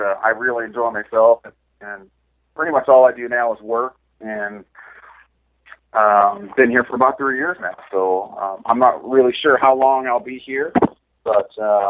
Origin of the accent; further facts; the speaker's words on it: Rancho Cucamonga, California, United States; moved away as an adult; When I was growing up in Southern California